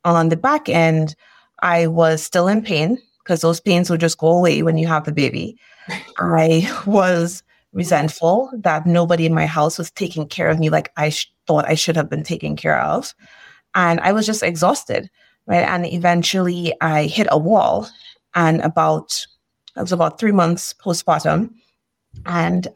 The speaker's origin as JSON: {"language": "English", "country": "Trinidad & Tobago", "moved": "yes", "lives_now": "Northern California, United States", "said": "I am originally from Trinidad and Tobago."}